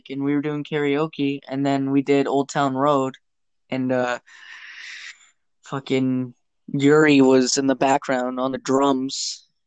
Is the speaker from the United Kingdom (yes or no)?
no; Canada; us Canadians